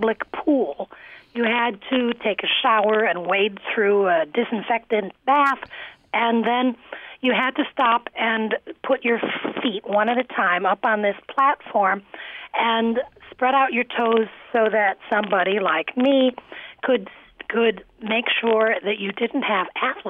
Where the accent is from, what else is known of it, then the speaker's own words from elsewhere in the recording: Cleveland, Ohio, United States; moved away as an adult; also born or lived in Vermont; now in New York, United States; Well, I'm from Cleveland